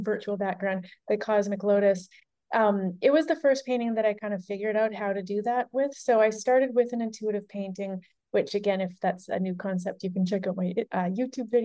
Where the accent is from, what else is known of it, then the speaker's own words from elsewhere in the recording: Nelson, British Columbia, Canada; now in New York City, United States; I was in Nelson some of the time that I was working on this painting, my hometown in Canada